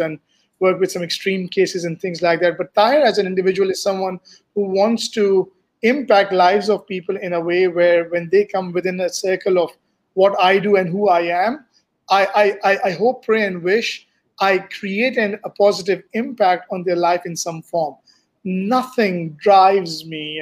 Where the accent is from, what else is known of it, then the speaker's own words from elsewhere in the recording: Dubai, United Arab Emirates; moved away as an adult; also born or lived in United States / Pakistan; now in Malaysia; I grew up in Dubai, and I've spent a good 30 years of my life over there